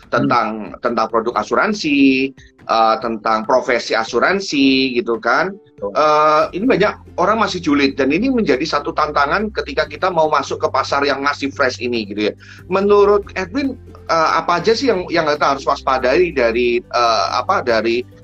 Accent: Surabaya, East Java, Indonesia; now in Jakarta, Indonesia; Surabaya dan saya uh, sekarang saya di Jakarta karena saya uh, mungkin harus bertugas di Jakarta.

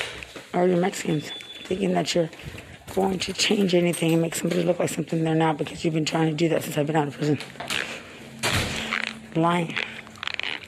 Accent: Lubbock, Texas, United States; I'm from Lubbock, where it's not about race

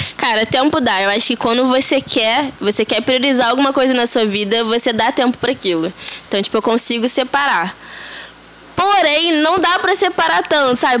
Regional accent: Rio de Janeiro, Brazil; Eu sou daqui de Bangu. Ah, Zona Oeste do Rio de Janeiro. É, ainda moro com os meus pais

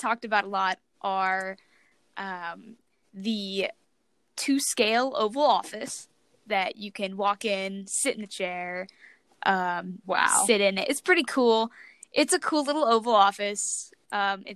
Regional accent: a small town outside of Dallas, Texas, United States; I am from Dallas, Texas, a small town outside of Dallas, Texas

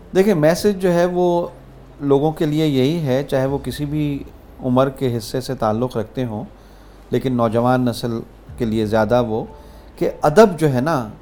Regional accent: Punjab, Pakistan; moved away; پنجاب میں ہی میرا پر پرورش ہوئی ہاں۔ پلا بڑھا میں وہاں پہ

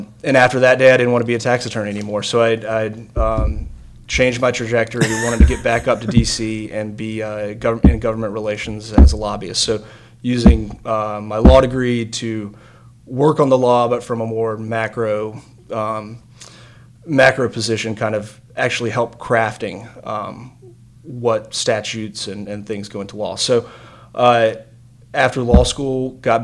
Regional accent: Rocky Mount, North Carolina, United States; also born or lived in Wilmington, North Carolina / Washington, D.C.; born and raised in Rocky Mount, lived here all through high school

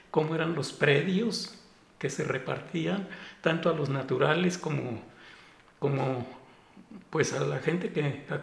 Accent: Acámbaro, Guanajuato, Mexico; siendo de Acámbaro, también tengo que hablar de mi pueblo con mucho cariño

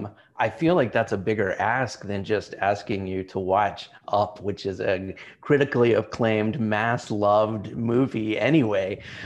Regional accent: Oak Ridge, Tennessee, United States; now in Chicago, United States; If I were back in my hometown in Tennessee, I would love to audition for one of the main stage plays at the Oak Ridge Playhouse

